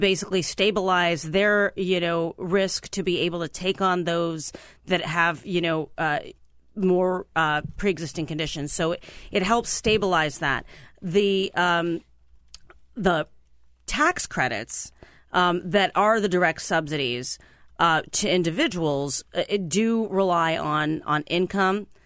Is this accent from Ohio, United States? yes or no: yes; Mahoning Valley, Ohio, United States; now in Washington, D.C., United States; I'm from the Mahoning Valley